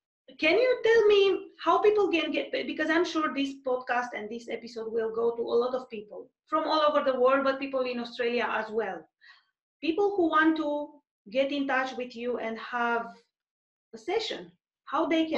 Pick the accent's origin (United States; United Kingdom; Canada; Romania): Romania; English is a second language; moved away; we are both Romanian